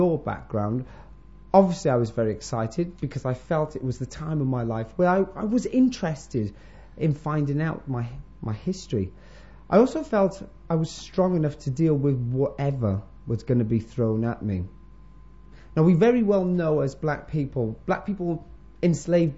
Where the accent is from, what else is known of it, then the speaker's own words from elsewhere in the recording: Wales, United Kingdom; also born or lived in Florida, United States; I'm a Welsh boy, basically, from Jamaican parents.